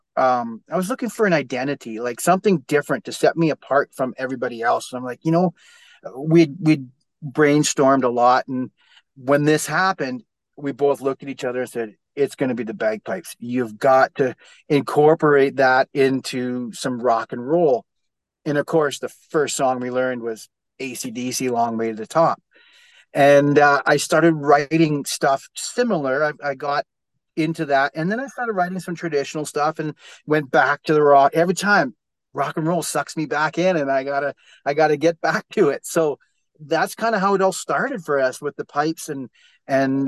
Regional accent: Nelson, British Columbia, Canada; I was born and raised here in Nelson, BC, in Canada

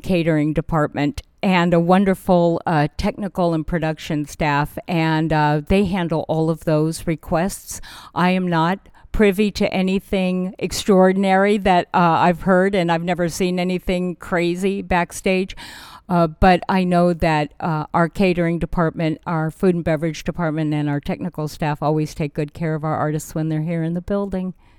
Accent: Burbank, California, United States; I am a kid from Burbank, California

